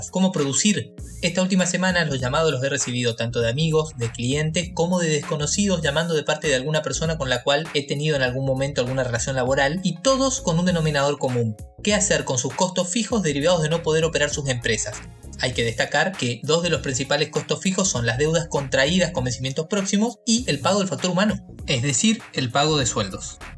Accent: Argentina; now in Asunción, Paraguay; Yo soy contador público nacional, recibido en Argentina, yo soy argentino

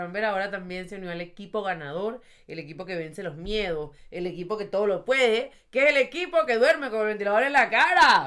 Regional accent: Venezuela; moved away; yo soy de Venezuela y ahora, desde que estoy aquí

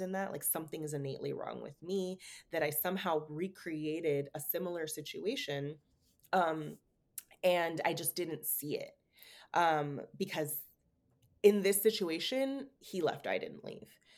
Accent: San Francisco, California, United States; moved away as an adult; also born or lived in Oregon; moving back to San Francisco to be closer to them, and just having a, such a different reality, like living back in my hometown

